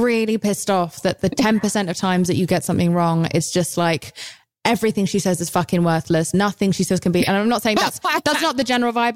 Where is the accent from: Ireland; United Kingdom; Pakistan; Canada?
United Kingdom